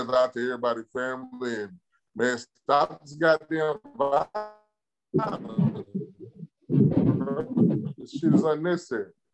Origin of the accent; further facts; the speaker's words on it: Nacogdoches, Texas, United States; my hometown, Nacogdoches